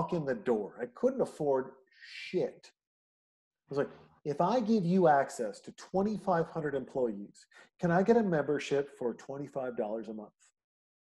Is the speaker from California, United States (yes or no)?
yes; Newport Beach, California, United States; as a young man growing up in Newport Beach